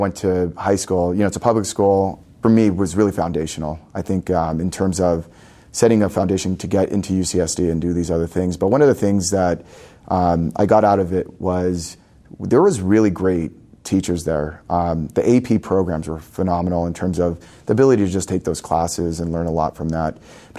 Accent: Los Angeles, California, United States; So I was born here in Southern California. I grew up in LA.

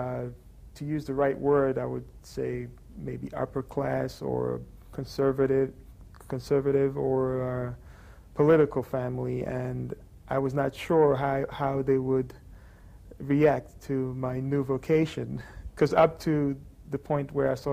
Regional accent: London, United Kingdom; I grew up in London

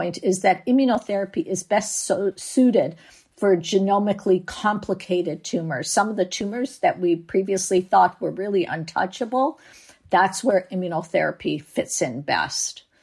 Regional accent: Canada; now in San Diego, United States; I live in San Diego, but I'm from Canada

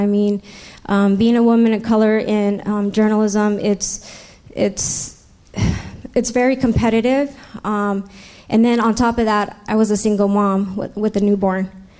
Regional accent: San Diego, California, United States; also born or lived in Los Angeles / New York; I was raised right here in San Diego. I went to school at Mission Bay High School.

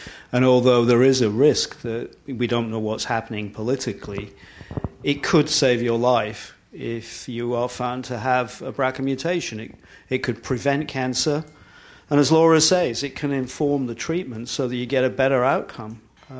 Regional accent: England, United Kingdom; I'm English.

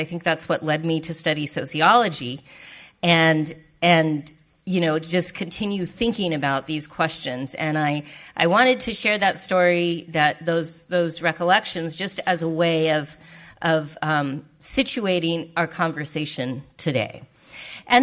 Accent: Albuquerque, New Mexico, United States; also born or lived in Roswell, New Mexico; I grew up in Albuquerque

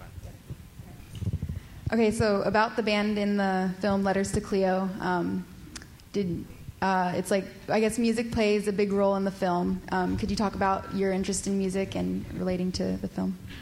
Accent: Seattle, Washington, United States; I'm from Seattle.

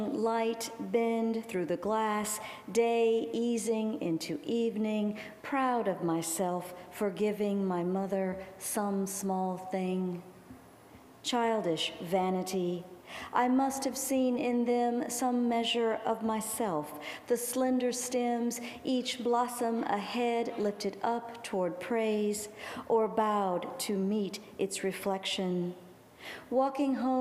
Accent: Gulfport, Mississippi, United States; moved away; also born or lived in New Orleans, Louisiana; my hometown

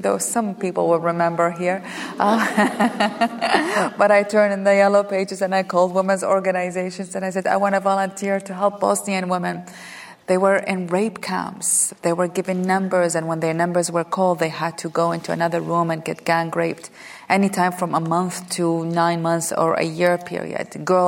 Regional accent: Iraq; moved away as an adult; now in United States; I had recently arrived in America or been living in America. I came from Iraq in 1990, and I went back to school in America or college.

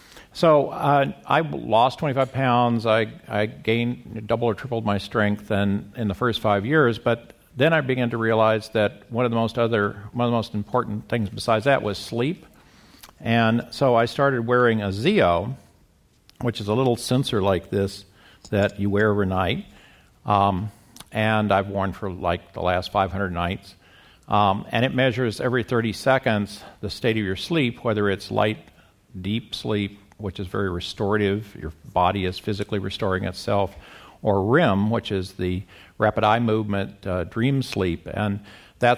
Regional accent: Midwest, United States; now in La Jolla, United States; Well, I got started in this when I came to La Jolla from the Midwest in 2000

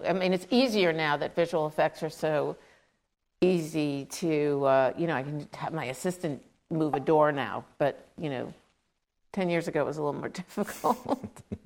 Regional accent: New York City, New York, United States; I grew up in Queens, New York

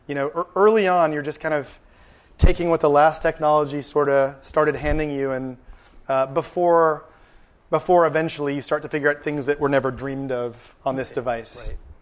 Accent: San Antonio, Texas, United States; now in California, United States; I grew up in San Antonio, Texas. I spent about seven years there

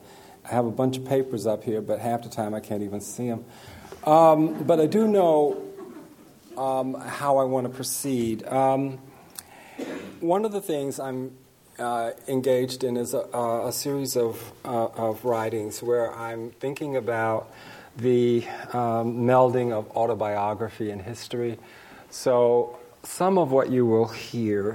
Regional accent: North Carolina, United States; moved away as an adult; also born or lived in Berkeley, California; I'm just from North Carolina." But I do think that being a Southerner, having spent the first 22 years of my life in the South

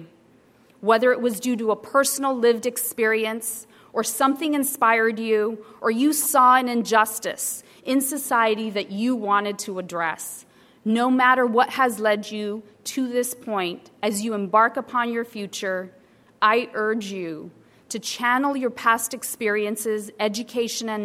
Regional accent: Salinas Valley, California, United States; also born or lived in Mexico; Growing up in the California Salinas Valley, we faced extreme poverty and lived in a migrant camp throughout the formative years of my life

